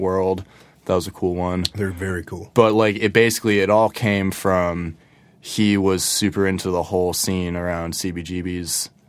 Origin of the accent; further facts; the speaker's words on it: Ridgefield, Connecticut, United States; moved away; I grew up in Ridgefield, which is in Fairfield County